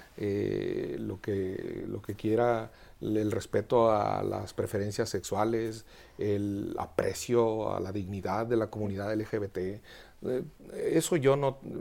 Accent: Quiroga, Michoacán, Mexico; also born or lived in Madrid, Spain; now in Mexico City, Mexico; en mi pueblo, en Quiroga, Michoacán

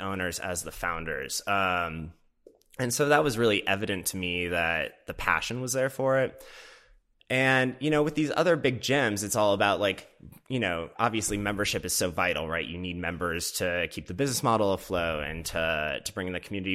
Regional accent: Minnesota, United States; also born or lived in Boston; now in Los Angeles, United States; I grew up in the Midwest in Minnesota

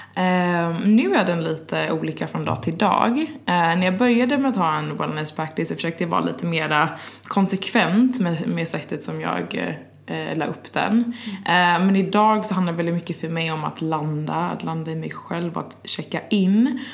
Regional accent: Gothenburg, Västra Götaland, Sweden; also born or lived in London, United Kingdom; now in Stockholm, Sweden; jag är ju svensk, men från västkusten, från Göteborg

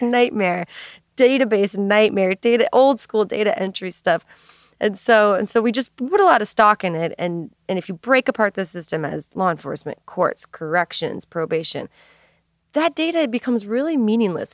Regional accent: Minneapolis, Minnesota, United States; moved away as an adult; also born or lived in Saint Louis; I grew up in Minneapolis

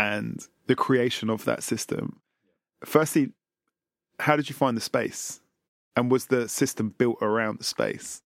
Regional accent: London, United Kingdom; Having been born and raised in London

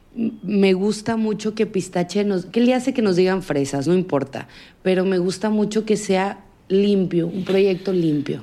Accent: Sinaloa, Mexico; en mi tierra

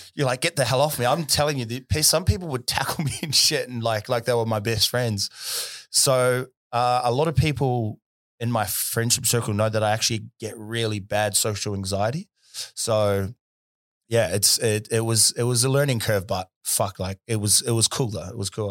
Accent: Auckland, New Zealand; now in Perth, Australia; where I was from in South Auckland

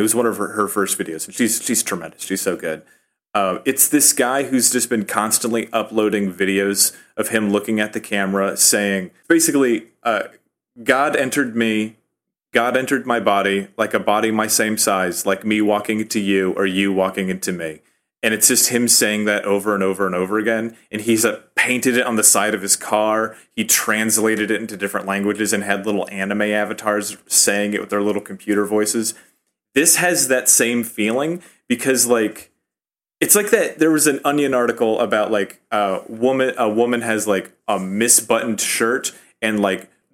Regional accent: Rust Belt, United States; now in Chicago, United States; I'm from the Rust Belt

